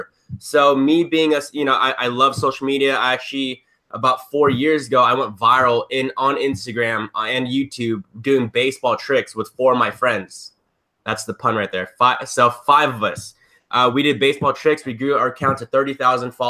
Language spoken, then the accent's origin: English; Southern California, United States; I'm from Southern California